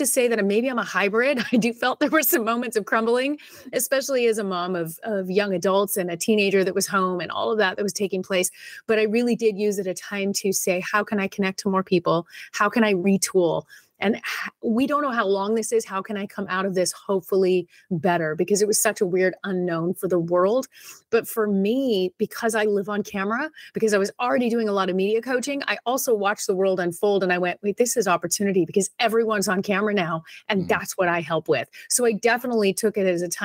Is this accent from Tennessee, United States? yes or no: no; Southern California, United States; I was born in Southern California, so this has always been home. I was just a little bit further north up in LA County